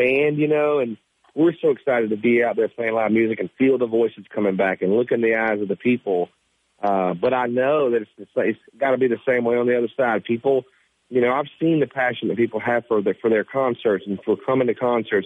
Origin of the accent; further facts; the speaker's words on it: Sumter, South Carolina, United States; I grew up in Sumter, South Carolina